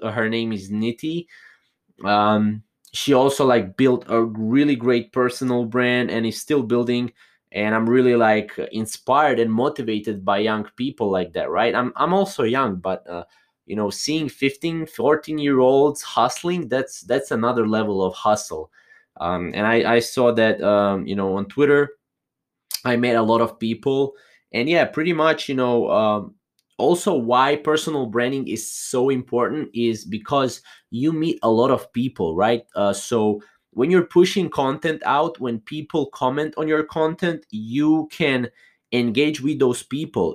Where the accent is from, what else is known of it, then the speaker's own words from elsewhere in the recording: Croatia; I'm not from, uh, U S A. I am from Croatia, a little small country in Europe.